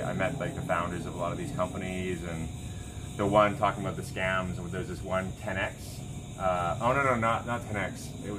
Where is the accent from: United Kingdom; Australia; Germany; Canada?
Canada; I'm from Canada